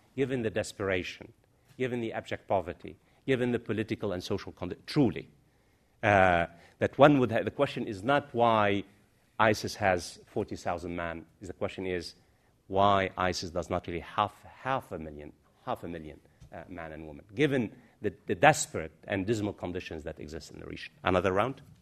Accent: United States; now in London, United Kingdom; I'm an American.

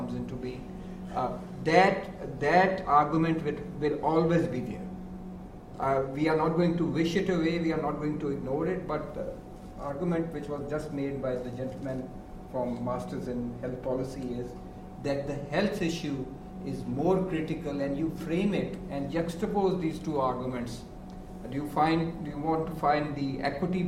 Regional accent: Lahore, Punjab, Pakistan; I grew up in Lahore, and there used to be sidewalks

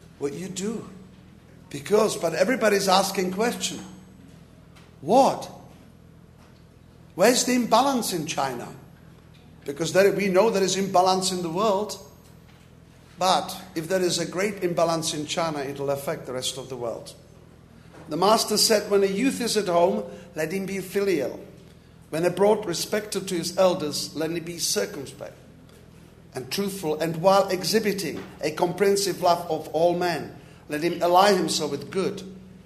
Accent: Prague, Czechia; English is a second language; moved away; I was born in Prague, in communist country. I was forbidden education

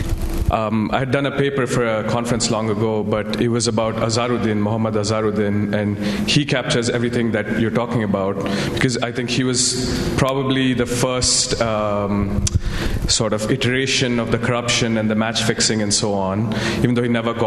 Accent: Bangalore, Karnataka, India; I'm from Bangalore

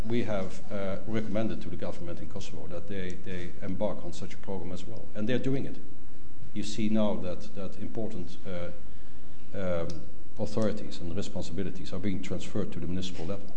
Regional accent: Netherlands; I'm from the Netherlands

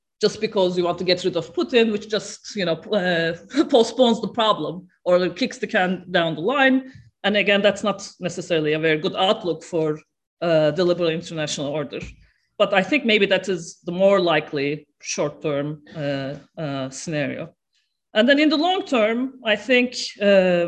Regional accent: Turkey; I'm from Turkey

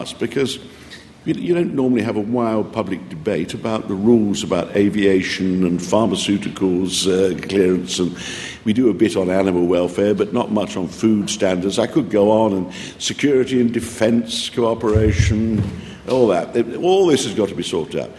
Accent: East Midlands, United Kingdom; I come from the North Midlands

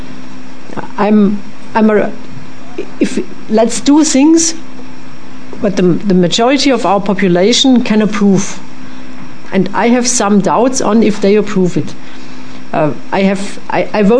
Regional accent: Germany; first language French; English is a second language; my home country

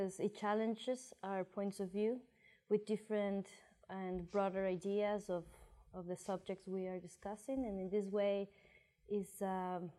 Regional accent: Ecuador; moved away as an adult; I come from Ecuador.

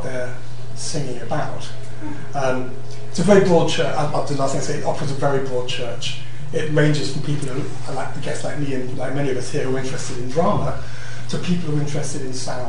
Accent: Croydon, London, United Kingdom; I'm from Croydon

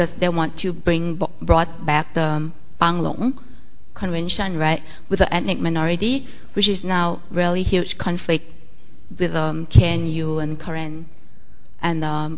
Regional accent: Thailand; I'm from Thailand

